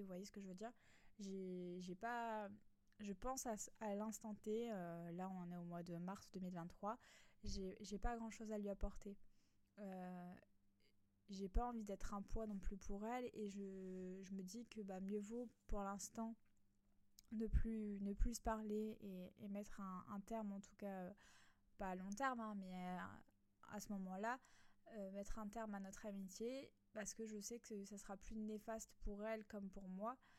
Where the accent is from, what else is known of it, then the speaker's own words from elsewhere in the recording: a small village in Alsace, Grand Est, France; moved away as an adult; now in Nice, France; moi qui étais euh, un petit village en Alsace, je suis venue habiter à Nice, donc dans le sud de la France.